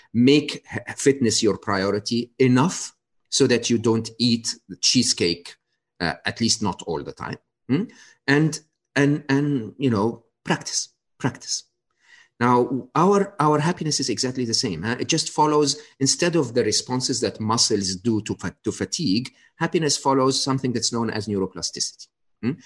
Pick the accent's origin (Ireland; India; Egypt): Egypt; moved away; I was born and raised in Egypt